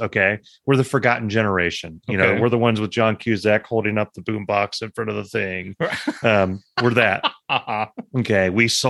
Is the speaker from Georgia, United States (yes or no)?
no; Proctorville, Ohio, United States; I'm from Proctorville, which is across the river from Huntington, West Virginia.